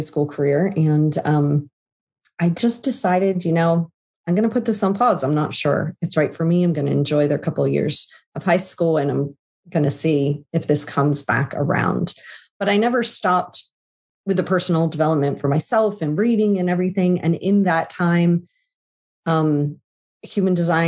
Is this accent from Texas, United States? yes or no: no; Southern New Jersey, United States; moved away as an adult; now in Pennsylvania, United States; I grew up in New Jersey.